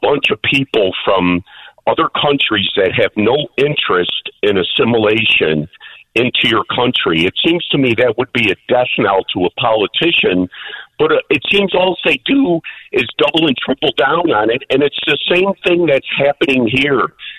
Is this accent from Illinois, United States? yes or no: yes; Chicago, Illinois, United States; now in Blue Island, United States; growing up in Mount Greenwood, I have a multitude of friends that are of Irish descent